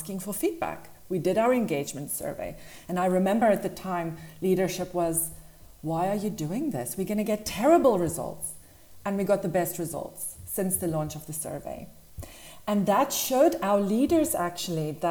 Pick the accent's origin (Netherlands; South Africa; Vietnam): South Africa; moved away as an adult; now in Dubai, United Arab Emirates; So I grew up in South Africa. I'm originally from there